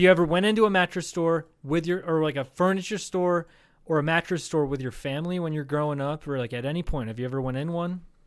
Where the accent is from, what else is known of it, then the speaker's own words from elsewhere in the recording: Charles City, Iowa, United States; my hometown of Charles City, Iowa.